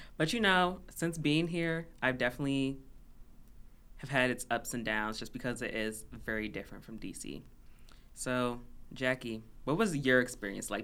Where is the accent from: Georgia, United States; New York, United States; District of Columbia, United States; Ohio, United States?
District of Columbia, United States; Washington; moved away as an adult; now in Minnesota, United States; I'm originally from D C, Chocolate City